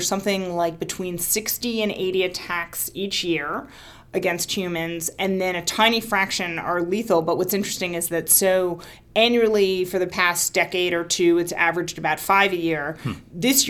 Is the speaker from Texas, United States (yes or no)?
no; Washington, District of Columbia, United States; I grew up in Washington, D.C.